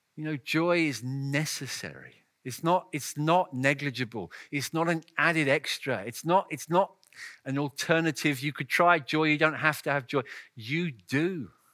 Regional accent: England, United Kingdom; my home country

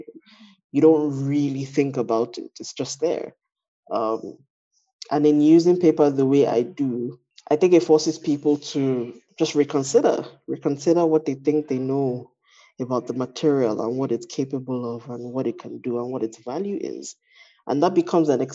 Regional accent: Lagos, Nigeria; I am Nigerian, my expression is obviously filtered through my identity as a Yoruba woman, you know, a Yoruba Nigerian from Lagos

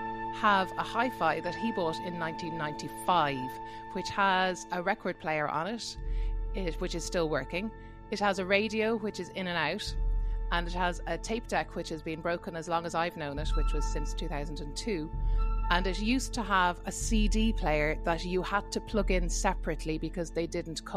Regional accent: Dublin, Leinster, Ireland; I'm a singer from Dublin

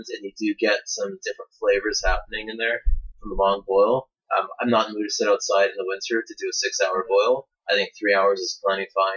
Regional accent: Canada; accent: Canadian; my Canadian accent

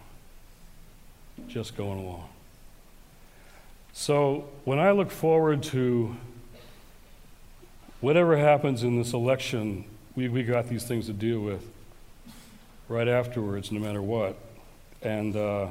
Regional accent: Detroit, Michigan, United States; my hometown of Detroit

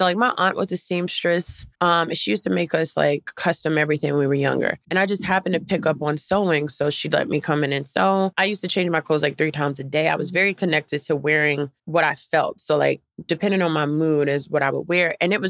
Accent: Durham, North Carolina, United States; Durham, North Carolina.

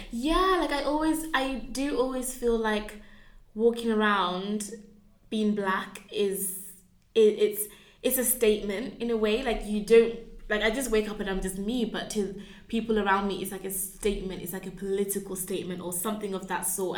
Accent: Birmingham, West Midlands, United Kingdom; moved away as an adult; now in Oxford, United Kingdom; growing up in Birmingham was quite a wild time

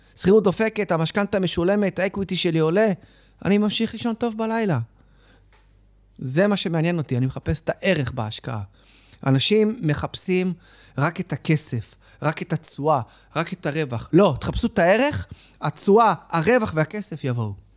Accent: Israel; אני נולדתי בארץ, ההורים שלי עלו עולים

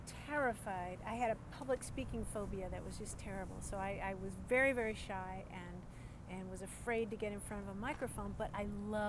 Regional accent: Louisville, Kentucky, United States; I grew up in Louisville, Kentucky.

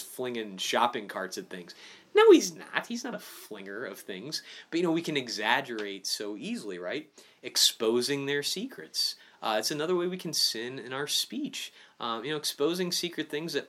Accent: Illinois, United States; I'm from Illinois

